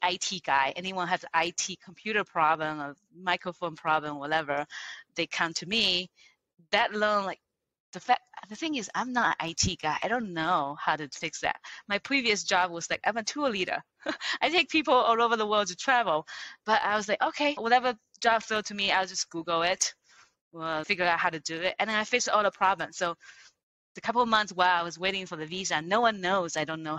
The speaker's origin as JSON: {"language": "English", "country": "China", "tie": "born or raised there", "second_language": "English", "moved": "as an adult", "lives_now": "United States", "said": "I grew up in China, a little poor village in Taiwan coastal area."}